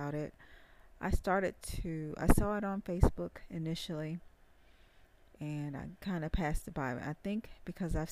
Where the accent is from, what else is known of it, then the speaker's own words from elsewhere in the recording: the South, United States; accent: southern twang; I'm from the South. I have a southern twang.